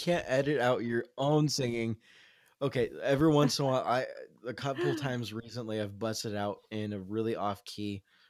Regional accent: Southern California, United States; moved away as an adult; also born or lived in Los Angeles; now in Seattle, United States; I grew up in Southern California, little known fact, but most of my childhood was spent in a small town not too far off from Ventura.

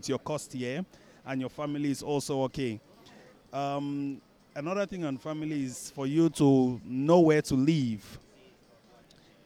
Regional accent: Cameroon; moved away as an adult; also born or lived in Dubai / United States; now in Malaysia; We grew up back in Cameroon.

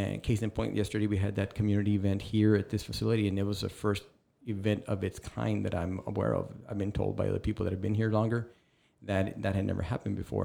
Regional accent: Rio Grande City, Texas, United States; I'm originally from Rio Grande City, which is just west of here

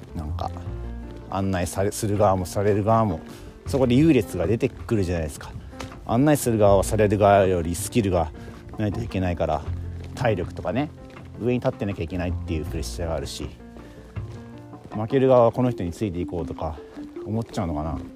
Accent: Kansai, Japan; 僕関西人だからね

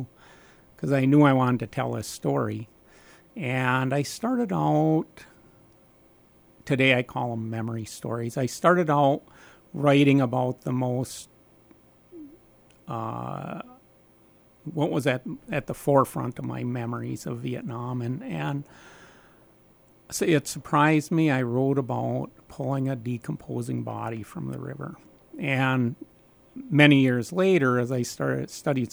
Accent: Nebish, Minnesota, United States; I grew up in Nebish, Minnesota on a little farm

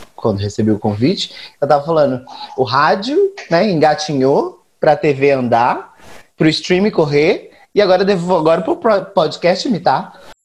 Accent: Campo Grande, Mato Grosso do Sul, Brazil; now in São Paulo, Brazil; eu sou daqui de São Paulo, mas nascido em Campo Grande, capital da Birrevo

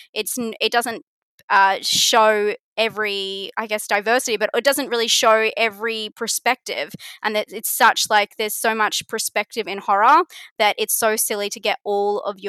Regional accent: Australia; It's the Australian way

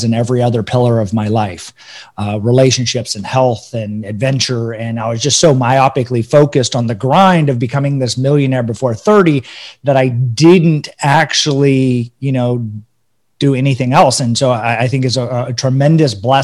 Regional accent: Northern California, United States; also born or lived in Denver, Colorado; I was born in Denver. I grew up most of my life in Northern California.

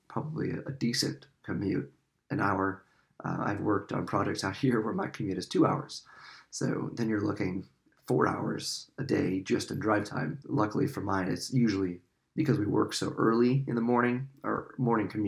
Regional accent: South Dakota, United States; moved away as an adult; now in East Coast, United States; growing up in South Dakota

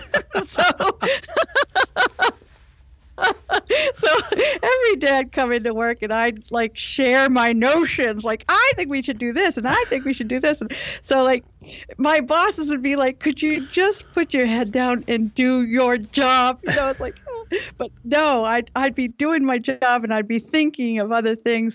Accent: New Haven, Connecticut, United States; also born or lived in Maine; I was born in New Haven, Connecticut.

